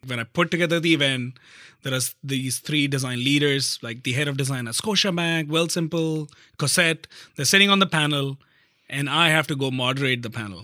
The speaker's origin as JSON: {"language": "English", "region": "north of India", "country": "India", "tie": "born or raised there", "moved": "as an adult", "lives_now": "Canada", "said": "I grew up in a like a normal middle class Indian family, uh, in the north of India"}